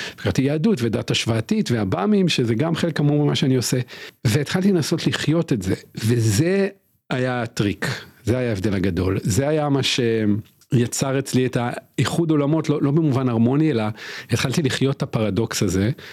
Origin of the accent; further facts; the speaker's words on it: Israel; גדלתי בקיבוץ